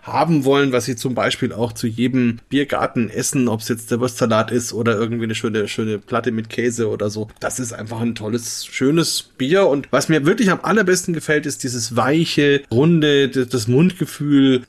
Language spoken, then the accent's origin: German; Franconia, Germany; ich als Franke